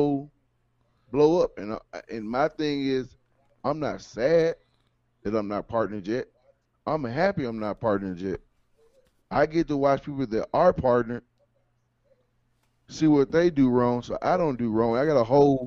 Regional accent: Memphis, Tennessee, United States; now in Denver, United States; I'm from Memphis, Tennessee, but I live in Denver.

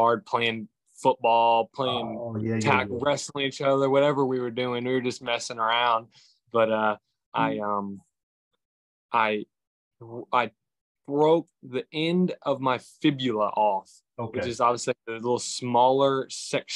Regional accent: Walterboro, South Carolina, United States; also born or lived in Hollywood, South Carolina; I grew up in Walterboro, South Carolina

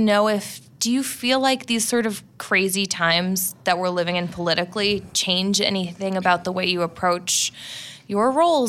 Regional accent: Midwest, United States; I've never lived in LA and I'm from the Midwest

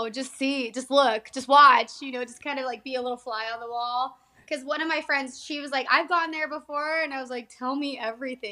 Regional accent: South Lake Tahoe, California, United States; moved away as an adult; also born or lived in Napa, California; now in Reno, United States; I'm from California, though. I was born in Napa, California, and I grew up in South Lake Tahoe

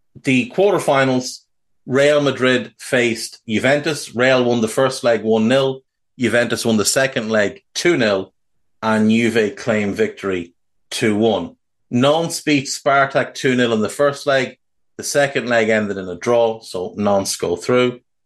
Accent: Ireland; being Irish

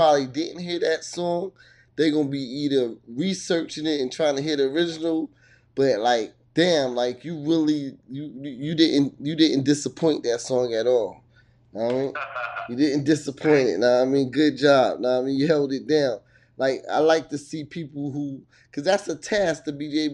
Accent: Hackensack, New Jersey, United States; now in Virginia, United States; I'm from Hackensack, TNA, but I live in Virginia

